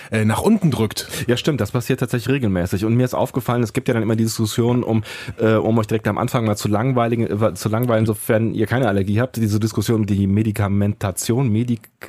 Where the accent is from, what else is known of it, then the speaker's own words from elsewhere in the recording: Rhineland, Germany; dass wir aus dem Rheinland kommen